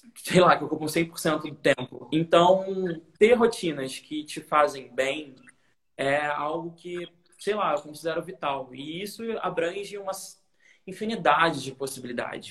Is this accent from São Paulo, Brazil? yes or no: no; Niterói, Rio de Janeiro, Brazil; moved away as an adult; now in Rio de Janeiro, Brazil; eu sou de Niterói, né? Que nem você, Niterói. Uhum. É, e eu vim morar no Rio quando eu tinha 20 anos